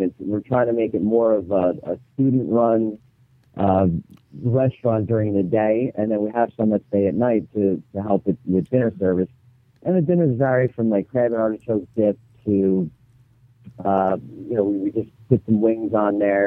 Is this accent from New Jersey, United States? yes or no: yes; Long Beach Island, New Jersey, United States; also born or lived in Cape May, New Jersey; I'm from Long Beach Island